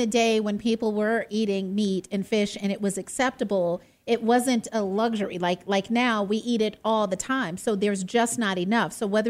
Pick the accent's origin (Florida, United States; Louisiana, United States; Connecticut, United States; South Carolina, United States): Florida, United States; Miami; now in Arizona, United States; when I was younger, I lived in Florida. I'm from Miami.